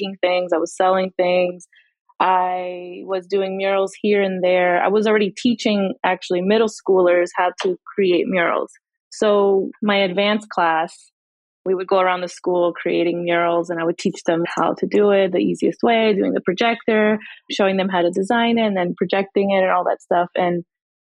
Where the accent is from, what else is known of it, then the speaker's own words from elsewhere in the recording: New Jersey, United States; now in Tampa, United States; I was originally from New Jersey and then I moved here about 18 years ago